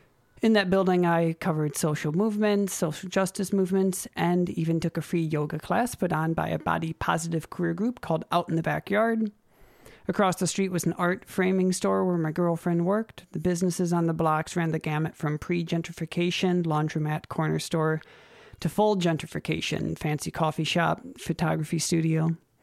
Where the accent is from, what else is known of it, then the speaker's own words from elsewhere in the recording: Minnesota, United States; All right. Yes, I am from Minnesota